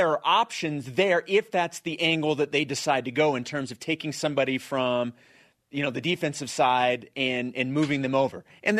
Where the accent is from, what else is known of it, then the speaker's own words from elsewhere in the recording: Kansas City, United States; moved away; as a fellow Kansas City native and Chiefs fan